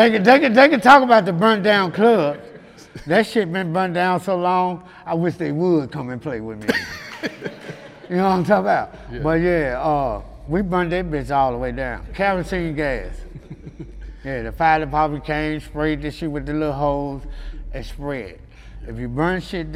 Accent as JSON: {"language": "English", "town": "Memphis", "region": "Tennessee", "country": "United States", "said": "I was from South Memphis, but I was staying in North Memphis"}